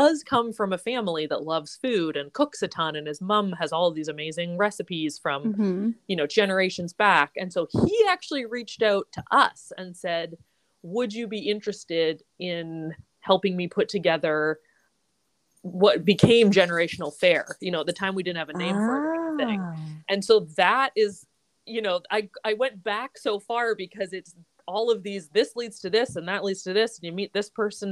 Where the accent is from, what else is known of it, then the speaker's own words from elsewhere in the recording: British Columbia, Canada; I grew up in BC.